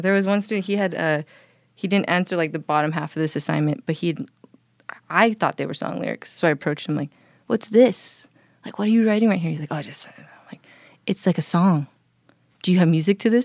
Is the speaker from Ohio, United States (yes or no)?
no; Hawaii, United States; moved away; I grew up back home in Hawaii